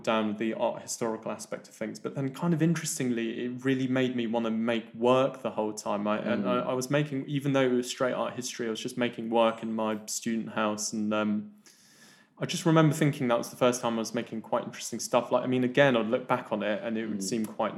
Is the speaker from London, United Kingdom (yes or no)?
yes; London, United Kingdom; also born or lived in Kuala Lumpur, Malaysia; I was born in Kuala Lumpur, moved to the mean streets of West Dulwich when I was about 5 or 6